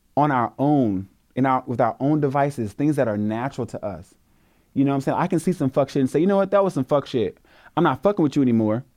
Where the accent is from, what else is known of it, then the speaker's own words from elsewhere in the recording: the South, United States; I'm from the South.